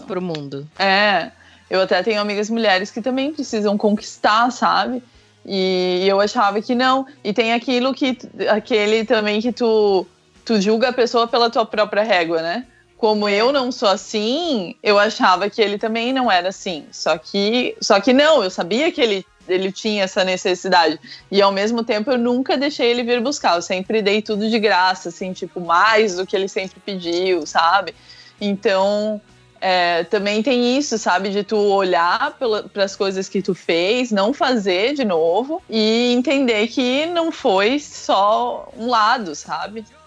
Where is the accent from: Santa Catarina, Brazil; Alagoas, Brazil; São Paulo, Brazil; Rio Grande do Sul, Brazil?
Santa Catarina, Brazil; São Francisco do Sul; moved away; also born or lived in Curitiba; São Chico, por exemplo, que é a minha cidade natal